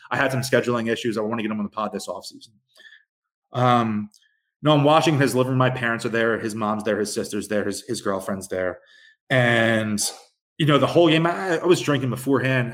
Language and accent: English; Philadelphia, Pennsylvania, United States; a ton of my best friends growing up in South Philly